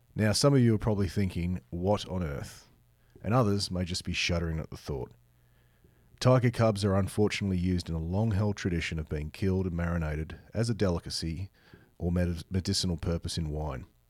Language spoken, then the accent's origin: English; Australia; my home country of Australia